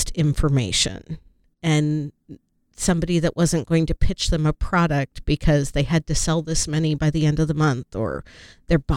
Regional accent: Chicago, Illinois, United States; born there; Well, I was born in Chicago.

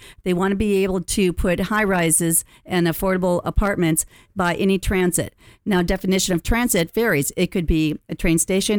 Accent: Wisconsin, United States; moved away as an adult; now in Orange County, United States; Well, I am a Packer girl, and I was raised in Wisconsin. I bought myself a Cutlass Supreme, drove out to Long Beach State, put myself through school.

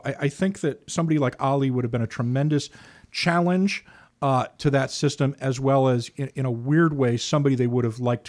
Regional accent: United Kingdom; I'm of the age, I remember the wildcat tours of South Africa by the English cricketing team. I grew up in Britain.

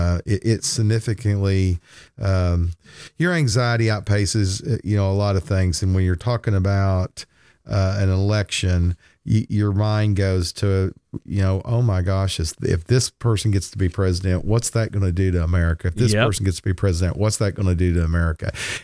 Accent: Oklahoma, United States; you realize Twister was filmed right here in Oklahoma, and big scene of that was filmed right outside my hometown.

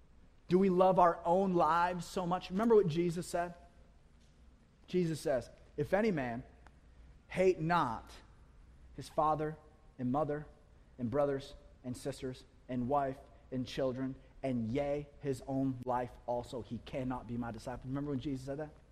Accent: United States; We are American.

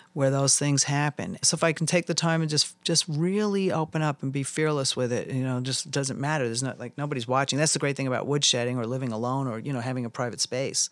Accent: New York, United States; also born or lived in Jerome, Arizona; now in Tucson, United States; growing up in New York

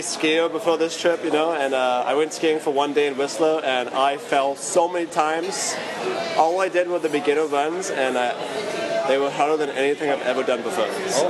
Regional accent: United Kingdom; now in Vancouver, Canada; as a British person

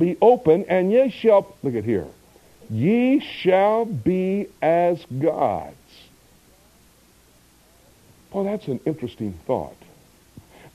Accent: Miami, Florida, United States; moved away as an adult; also born or lived in Del Rio, Texas; I was born and raised in Miami, Florida.

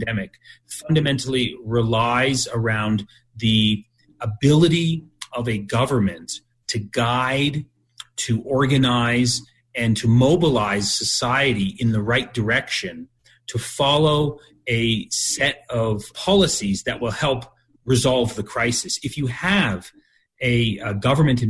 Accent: Canada; I was born in Canada and I have Canadian citizenship

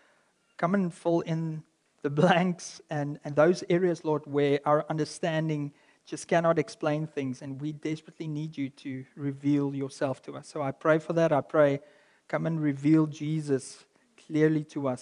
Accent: South Africa; as a South African

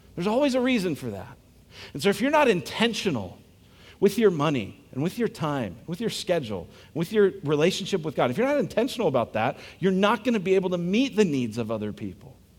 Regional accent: United States; I'm American

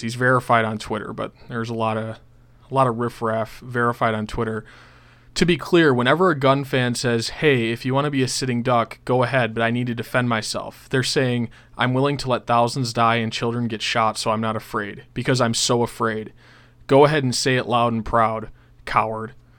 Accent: Buffalo, New York, United States; I'm from Buffalo, New York

